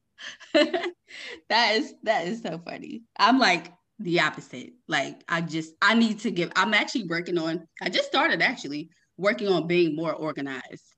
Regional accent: Maryland, United States; I'm actually from Maryland

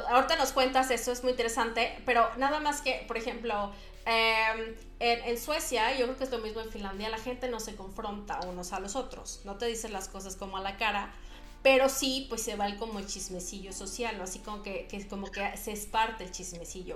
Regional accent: Mexico City, Mexico; moved away as an adult; yo vivía en la Ciudad de México

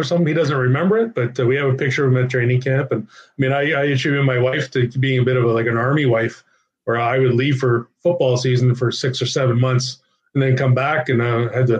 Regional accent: Ottawa, Ontario, Canada; Ottawa. I mean, it's my hometown.

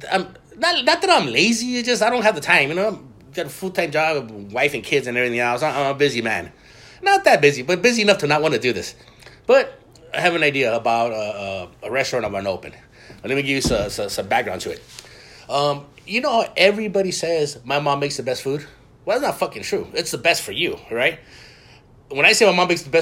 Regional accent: Mexico; now in United States; I was born in Mexico

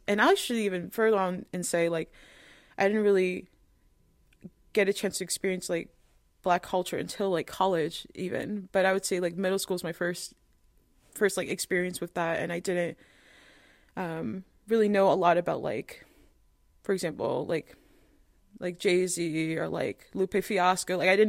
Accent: Spain; when I tell people, oh, I was from Spain, like they're like, oh, but you don't look like it, for example.

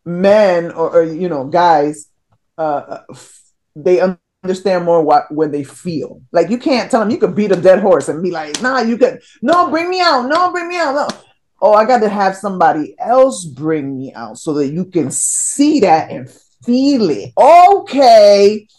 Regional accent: Connecticut, United States; I'm from Connecticut, but it's close enough.

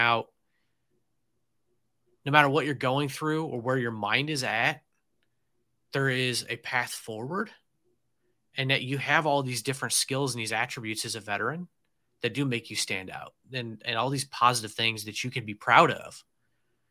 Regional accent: Illinois, United States; moved away; we're both from Illinois, but originally

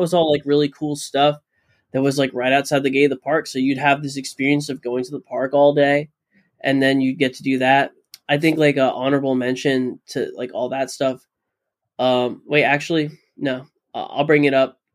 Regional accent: Florida, United States; I grew up in Florida

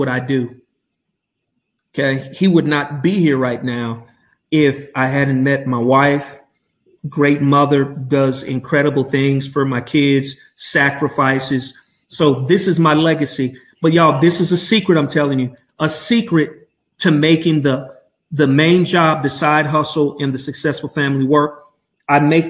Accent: Albuquerque, New Mexico, United States; from Albuquerque, my hometown

